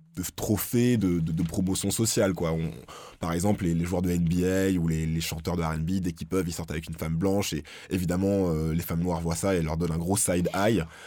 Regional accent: France; chez nous en France

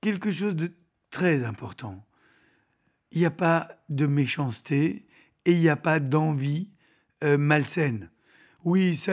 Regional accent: France; moved away; Vous savez, j'ai pour coutume de dire que je suis orphelin de France. Donc je ne suis pas parti de gaieté de cœur

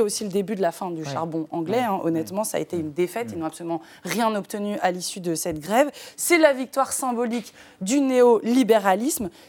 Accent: France; Nous, chez nous en France

